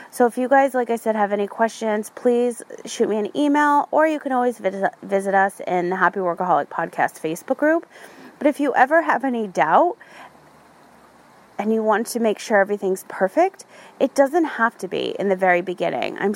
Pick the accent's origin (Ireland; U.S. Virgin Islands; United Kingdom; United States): Ireland; My font was Gaelic. I'm Irish, so that had a meaning to me, and I own that font.